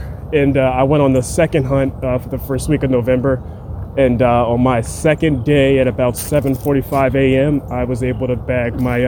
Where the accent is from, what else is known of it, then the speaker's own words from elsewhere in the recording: Philadelphia, Pennsylvania, United States; In Philly. Grew up in Mount Airy.